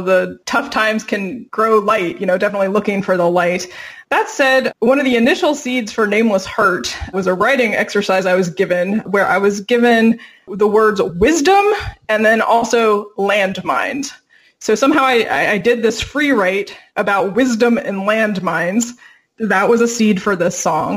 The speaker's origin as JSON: {"language": "English", "town": "Virginia Beach", "region": "Virginia", "country": "United States", "moved": "as an adult", "lives_now": "California, United States", "said": "I'm originally from Virginia Beach, Tidewater area of Virginia"}